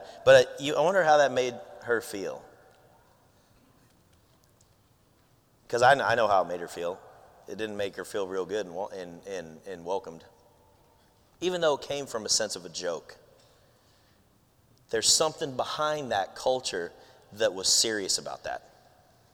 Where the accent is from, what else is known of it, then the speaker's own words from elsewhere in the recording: Philippines; I'm Filipino